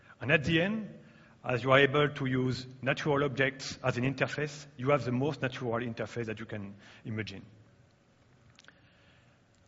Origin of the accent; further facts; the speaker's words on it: France; English is a second language; I'm coming from France, as you can hear.